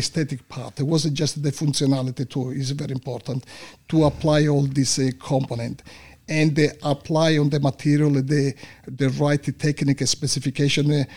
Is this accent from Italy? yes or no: yes; Sicily, Italy; English is a second language; moved away as an adult; also born or lived in North Italy; now in Australia; As soon as I finished my high school, I moved in North Italy because I come from Sicily.